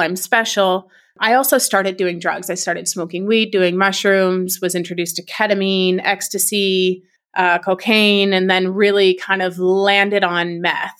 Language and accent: English; Canada; I'm from Canada